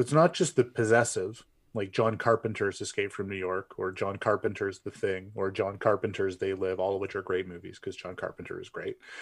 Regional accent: Canada; I'm a Canadian

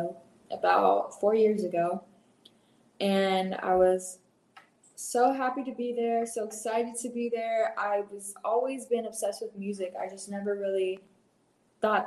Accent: Inland Empire, California, United States; moved away as an adult; also born or lived in Torrance, California; now in Austin, United States; I live in Austin, Texas right now, but I'm actually from California. I was born in Torrance, but I grew up in the Inland Empire area

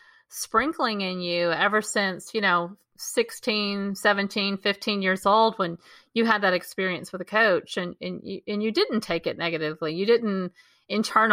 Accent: Texas, United States; growing up in Texas

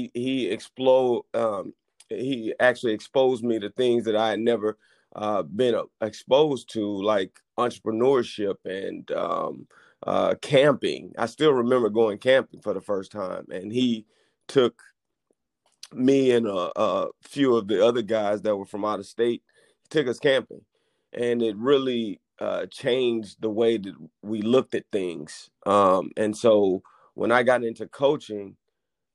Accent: La Marque, Texas, United States; I grew up in Lamarck, Texas, and grew up in a single-parent household

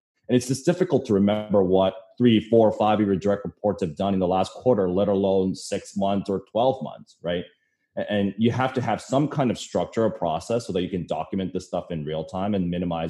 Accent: Canada; now in New York City, United States; I'm originally from Canada, so snow kind of reminds me of home sometimes

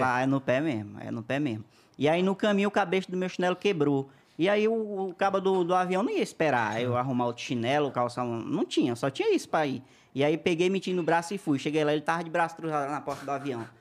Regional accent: interior of Maranhão, Brazil; moved away; nasci lá no interiorzinho do Maranhão

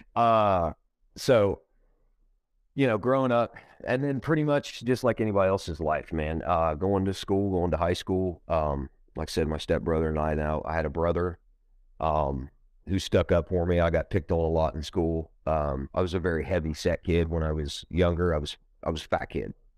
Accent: Ohio, United States; I'm from Ohio, um, you know, uh, I was born in Ohio, uh, I've been here my whole life.

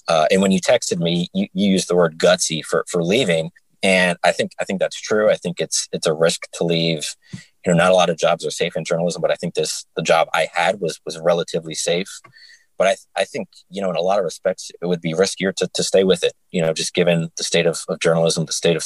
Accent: New York, United States; moved away as an adult; also born or lived in Binghamton, New York; now in Nashville, United States; I'm from New York. My family's all there

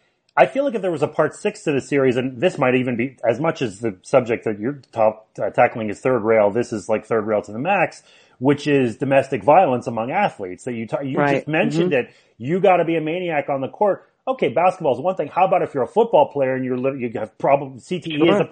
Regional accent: Canada; also born or lived in Colorado; I'm a Canadian who lived in Colorado and moved back to Canada

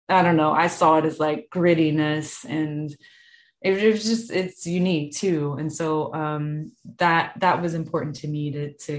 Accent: the South, Southern United States, United States; being a Southerner, I hadn't experienced that much winter before.

